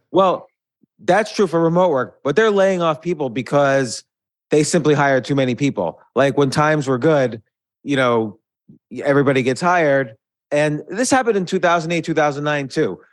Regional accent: New York, United States; moved away as an adult; also born or lived in South Florida; now in Georgia, United States; growing up in New York, in and around New York

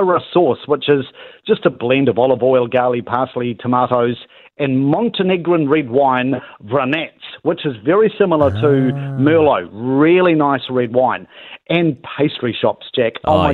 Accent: New Zealand; I was from New Zealand

